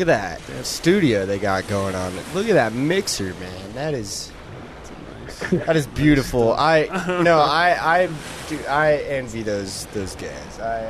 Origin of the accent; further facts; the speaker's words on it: Boulder, Colorado, United States; also born or lived in Broomfield, Colorado; Yeah, I live in Bloomfield, yeah. But, you know, I consider myself to be local. I was born and raised in Boulder, Colorado